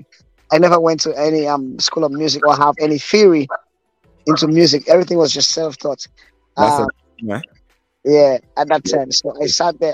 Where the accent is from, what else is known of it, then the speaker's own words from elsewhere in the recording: Desruisseaux, Micoud, St. Lucia; I was born and raised in church. I grew up in the Desruisseaux Evangelical Church